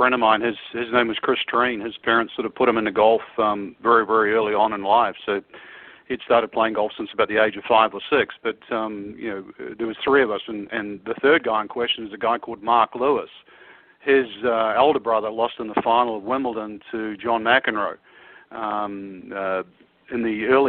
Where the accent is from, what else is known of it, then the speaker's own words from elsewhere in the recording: Auckland, New Zealand; moved away; I was brought up in Auckland